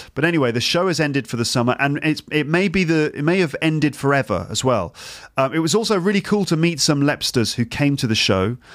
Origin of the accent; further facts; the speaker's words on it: England, United Kingdom; moved away as an adult; now in Paris, France; we're English